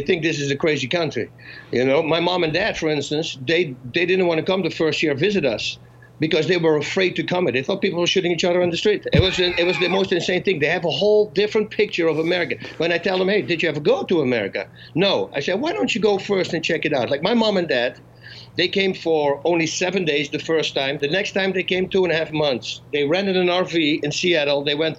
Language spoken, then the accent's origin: English; Netherlands; moved away as an adult; now in United States